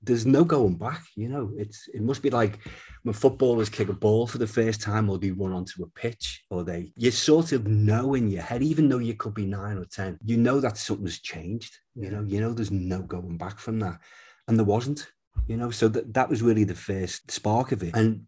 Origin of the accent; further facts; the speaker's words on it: Bootle, North West England, United Kingdom; accent: Bootle; I ended up not talking with my real Bootle accent, but just slowing it down a little. So God knows what it is now, somewhere in the middle of it.